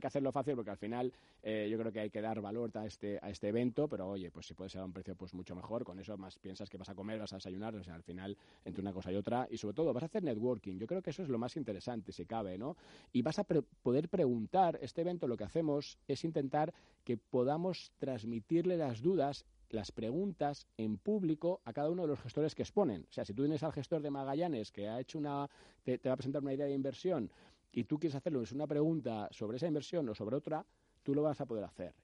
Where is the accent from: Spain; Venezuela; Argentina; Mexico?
Spain; como españoles